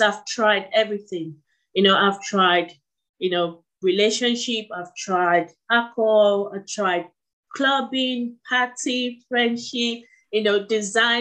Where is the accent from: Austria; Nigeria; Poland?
Nigeria; moved away; He sent me to some of the best schools in Nigeria